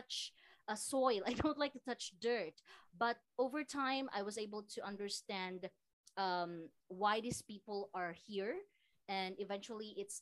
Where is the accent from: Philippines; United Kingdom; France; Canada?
Philippines; also born or lived in Samar / Iloilo; I am from Iloilo province and Samar province